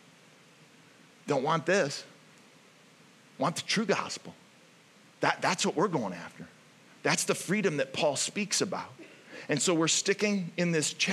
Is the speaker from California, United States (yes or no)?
no; Ohio, United States; moved away; I'm from Ohio